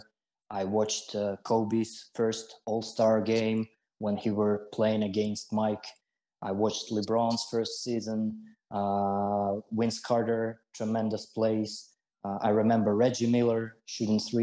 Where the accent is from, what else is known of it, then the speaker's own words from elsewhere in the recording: Siberia, Russia; I was born and I grew up in the middle of Siberia